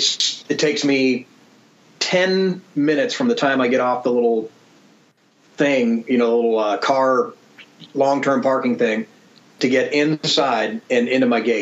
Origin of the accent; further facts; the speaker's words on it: Sacramento, California, United States; also born or lived in Chicago; I grew up in Sacramento, so I can't say that I ever lived